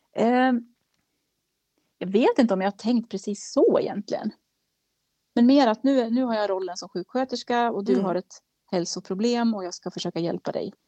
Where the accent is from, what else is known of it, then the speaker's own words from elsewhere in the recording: Kilafors, Gävleborg County, Sweden; now in Gävle, Sweden; jag, kommer från Kilafors i Hälsingland